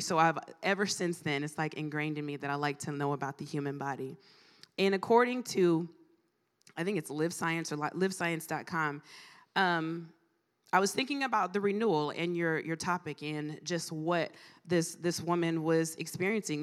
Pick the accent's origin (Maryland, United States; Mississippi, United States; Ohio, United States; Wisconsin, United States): Ohio, United States; Mansfield; moved away as an adult; also born or lived in Greenville, South Carolina / Chicago; I am from, born and raised in Mansfield, Ohio. Was there for thirty-five years